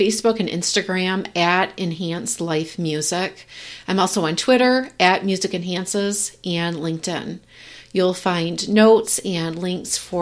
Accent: Michigan, United States; I'm from Michigan

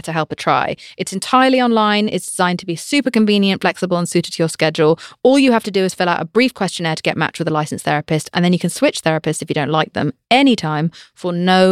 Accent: United Kingdom; I'm British.

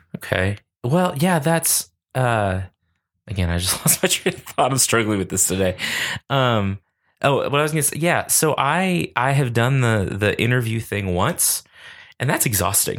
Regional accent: Lubbock, Texas, United States; I grew up here in Lubbock

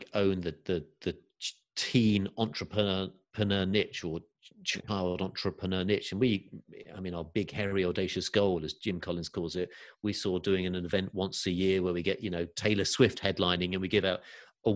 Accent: England, United Kingdom; moved away; also born or lived in California; I've got family over here in the UK and, you know, obviously getting a little bit older and mum and nieces and nephews I wasn't seeing as much. And I also went through a divorce this year. So that was another reason to think, okay, you know, maybe I'll re-explore coming back to England.

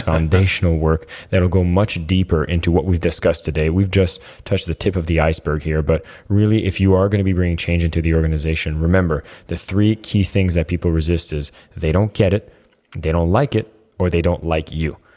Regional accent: Canada; I'm Canadian

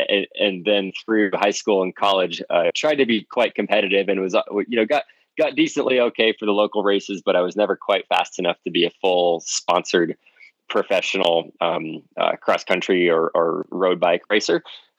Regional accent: Alaska, United States; I grew up in Alaska where it was quite cold

